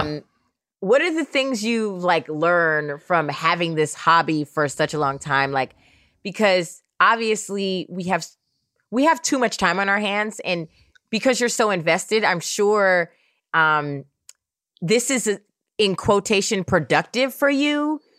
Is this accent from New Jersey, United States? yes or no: no; Oakland, California, United States; also born or lived in New York; I grew up in Oakland, California.